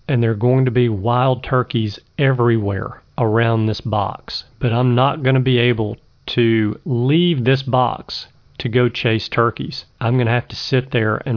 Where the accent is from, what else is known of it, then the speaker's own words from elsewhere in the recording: Alabama, United States; my home state of Alabama